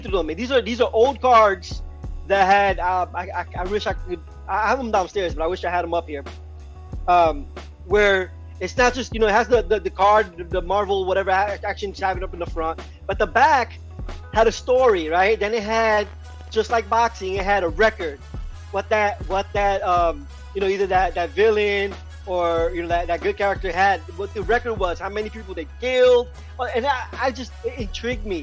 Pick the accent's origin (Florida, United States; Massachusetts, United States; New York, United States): New York, United States; also born or lived in Puerto Rico; I was born in Puerto Rico, but I was raised in New York